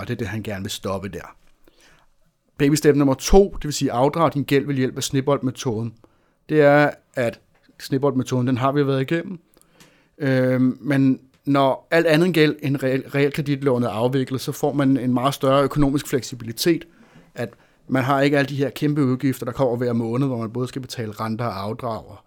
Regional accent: Denmark

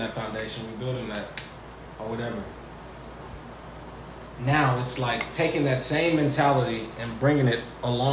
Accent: Houston, Texas, United States; I'm from Fifth Ward. Like, I went to Fleming Middle School, like Bessie Ross Elementary

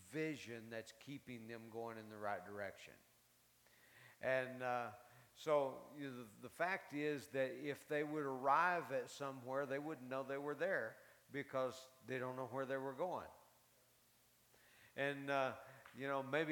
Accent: Carlsbad, New Mexico, United States; moved away; also born or lived in Tulsa, Oklahoma; I was raised in Carlsbad

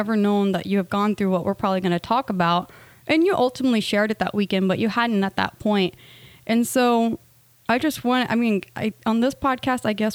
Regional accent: United States; We are both from the States

